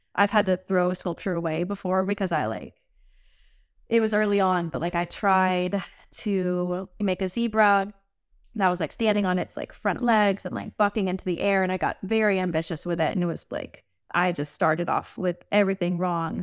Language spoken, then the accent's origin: English; the South, United States; now in Nashville, United States; I'm from the South, so it's, like, it's in my blood